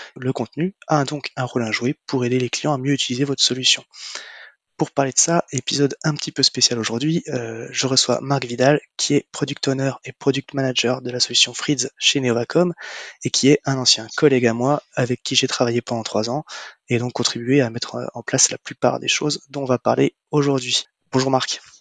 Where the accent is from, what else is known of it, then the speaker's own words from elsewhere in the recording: Marseille, Provence-Alpes-Côte d'Azur, France; nous sommes Marseillais